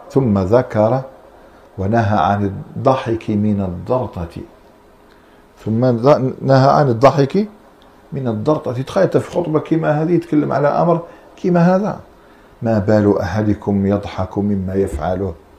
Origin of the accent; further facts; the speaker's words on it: Algeria; احنا عندنا في الجزائر